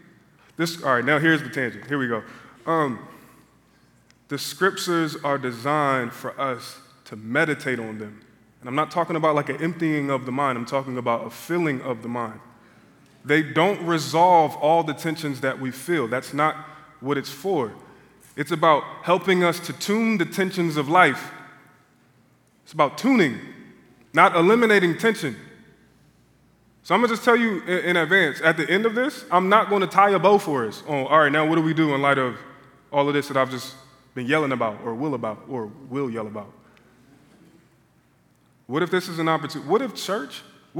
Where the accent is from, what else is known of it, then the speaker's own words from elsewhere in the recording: Philadelphia, Pennsylvania, United States; I had to be in Portland, Oregon, of all places. I'm from Philadelphia.